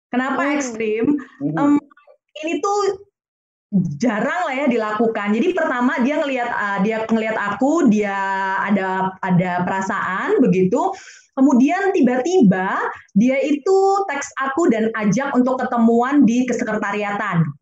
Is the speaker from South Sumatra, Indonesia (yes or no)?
no; North Sumatra, Indonesia; sekalipun saya dari Batak ya begitu yang notabene tahu sendiri bagaimana ya ininya